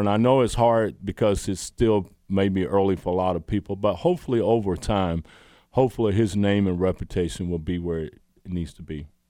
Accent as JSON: {"language": "English", "town": "Roberta", "region": "Georgia", "country": "United States", "tie": "born or raised there", "also_born_or_lived": "Kentucky", "moved": "as an adult", "said": "I grew up in Roberta, Georgia"}